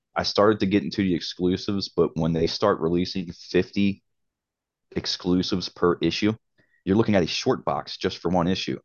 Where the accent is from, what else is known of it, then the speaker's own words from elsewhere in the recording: Baltimore, Maryland, United States; also born or lived in Cape Coral, Florida; I'm, I'm from Baltimore